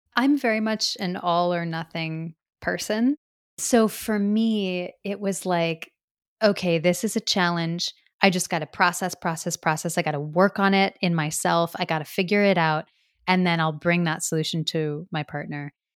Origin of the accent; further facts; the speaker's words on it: Midwest, United States; growing up in the Midwest